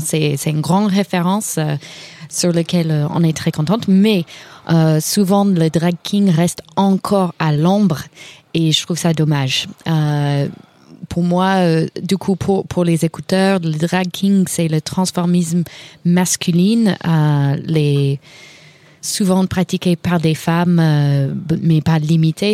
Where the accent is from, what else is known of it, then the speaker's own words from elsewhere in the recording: Kentucky, United States; French is a second language; moved away; je suis de Kentucky